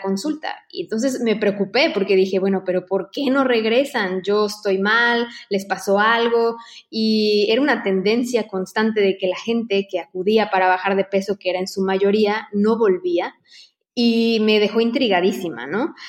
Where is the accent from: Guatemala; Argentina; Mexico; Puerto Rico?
Mexico; moved away as an adult; now in Barcelona, Spain